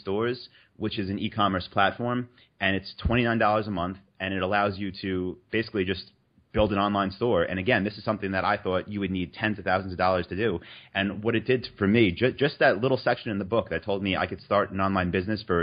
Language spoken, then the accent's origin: English; New York, United States; moved away as an adult; also born or lived in North Carolina; So I'm from New York